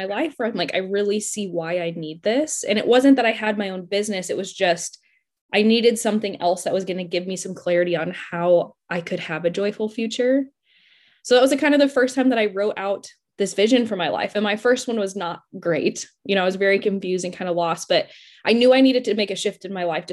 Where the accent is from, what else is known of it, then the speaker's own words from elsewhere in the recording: Denver, Colorado, United States; moved away as an adult; now in Oklahoma City, United States; So I'm originally from Denver, Colorado. I lived there pretty much my entire life until I decided to go to Oklahoma State